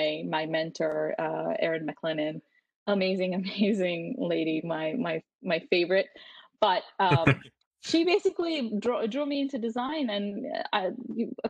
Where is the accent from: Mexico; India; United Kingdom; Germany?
India; moved away as an adult; now in Canada; I grew up in India, and I graduated from high school in India, and then I moved to Canada to pursue engineering at Queen's